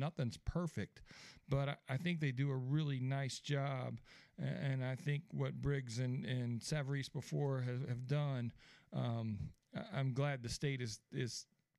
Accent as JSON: {"language": "English", "town": "Birmingham", "region": "Alabama", "country": "United States", "tie": "born or raised there", "said": "I grew up in Alabama, played through up in Birmingham through Homewood High School"}